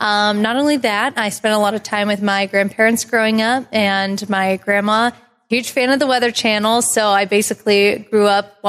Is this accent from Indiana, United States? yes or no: no; near Punxsutawney, Western Pennsylvania, United States; moved away; So I'm originally from Western Pennsylvania, actually close to Punxsutawney, PA